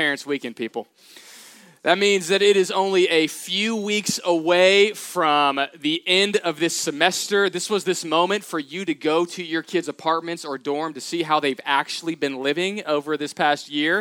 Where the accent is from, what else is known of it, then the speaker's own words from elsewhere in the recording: Katy, Texas, United States; I grew up in Houston, Texas, Katy, outside of that area